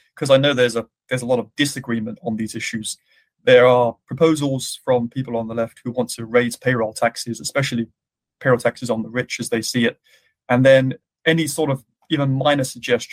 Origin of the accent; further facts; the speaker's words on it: United Kingdom; now in United States; back in my home country of the UK